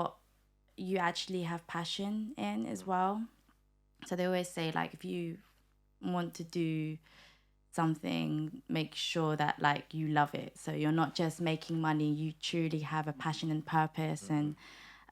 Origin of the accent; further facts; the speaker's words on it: United Kingdom; also born or lived in Manila, Philippines; My mum took us over to the UK when I was like four years old. So I did grow up here